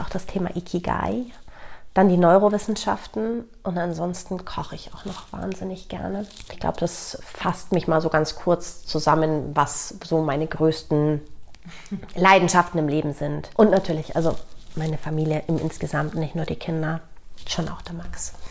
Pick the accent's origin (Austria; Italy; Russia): Italy; moved away; ich bin in Italien mit auch aufgewachsen